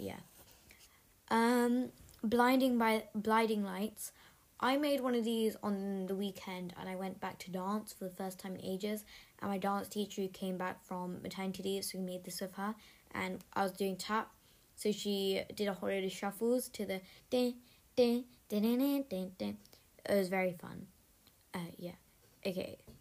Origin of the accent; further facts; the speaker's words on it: United Kingdom; I'm British